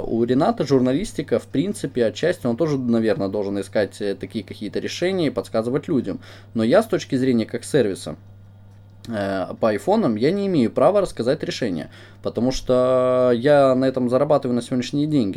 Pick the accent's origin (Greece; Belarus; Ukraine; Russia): Ukraine; мы с Украины